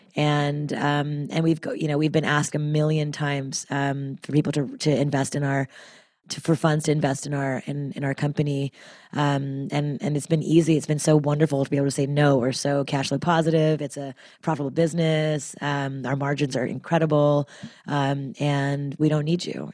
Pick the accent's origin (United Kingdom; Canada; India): Canada; Montreal, Quebec; now in United States; as a Canadian, uh, from Montreal, I, you know, moving to America